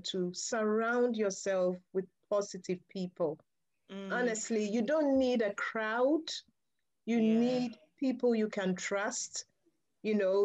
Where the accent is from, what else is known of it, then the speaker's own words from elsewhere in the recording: Ghana; moved away as an adult; at 15 years, yes, I would have been obviously growing up in Ghana in a girls' Catholic boarding school